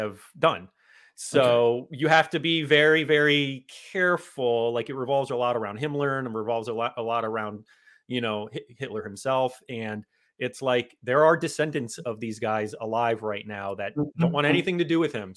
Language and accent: English; South Florida, United States; that's where I've been my whole life